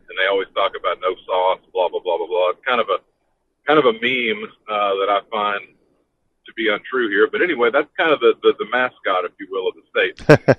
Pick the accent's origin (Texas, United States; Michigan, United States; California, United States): Texas, United States; Texas, not because it's my home state.